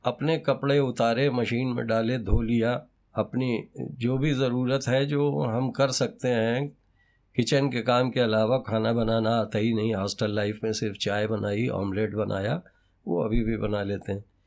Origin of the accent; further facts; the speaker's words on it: Hallaur, Uttar Pradesh, India; moved away; मेरे गांव का नाम बहुत छोटा सा हल्लौर है जी ये फार ईस्ट में पड़ता है नेपाल की तराई के करीब बस्ती डिस्ट्रिक्ट हुआ करता था वो सिद्धार्थ नगर हो गया है